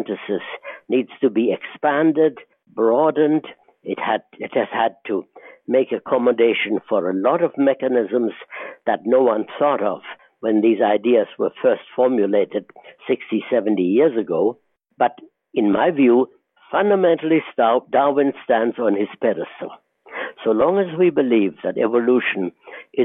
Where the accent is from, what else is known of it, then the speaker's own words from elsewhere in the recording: Israel; moved away as an adult; also born or lived in Germany; now in United States; I grew up in the Middle East and eventually came to the United States in 1947